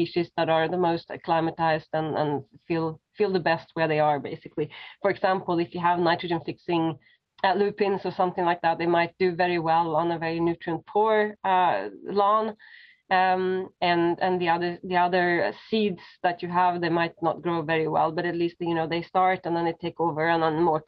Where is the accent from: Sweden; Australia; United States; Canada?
Sweden; now in Berlin, Germany; I grew up in Sweden, so we learned a lot about nature in school and kindergarten and so on.